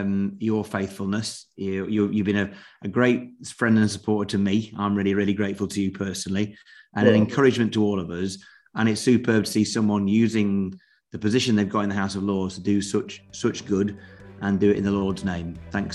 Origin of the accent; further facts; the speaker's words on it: United Kingdom; established faith can sometimes make people wrongly assume that they're Christians just because, well, we're British, aren't we?